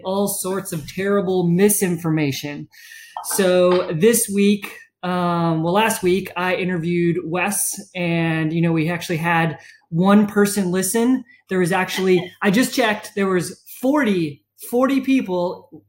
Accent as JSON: {"language": "English", "town": "Charleston", "region": "South Carolina", "country": "United States", "tie": "born or raised there", "said": "I was born and raised in Charleston"}